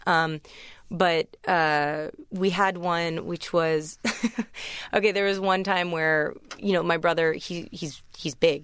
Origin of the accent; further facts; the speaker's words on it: United States; accent: American; also born or lived in England; I was the only American at my college